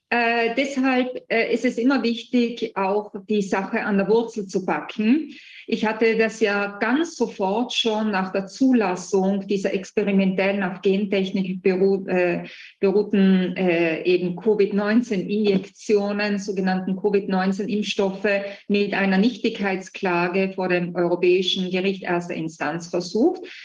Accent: Italy; bei uns in Italien

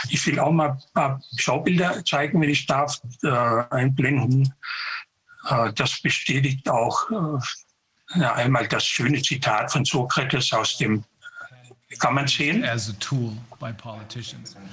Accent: Konstanz, Baden-Württemberg, Germany; hier in der Nähe in Überlingen, ich bin aus Konstanz.

